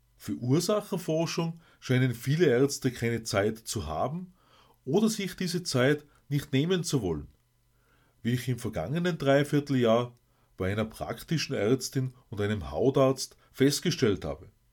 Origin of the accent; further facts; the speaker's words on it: Austria; bei uns in Österreich